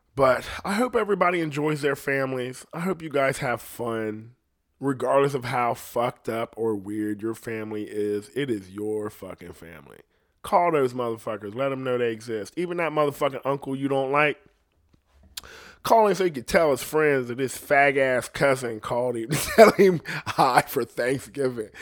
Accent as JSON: {"language": "English", "country": "United States", "said": "I'm from America."}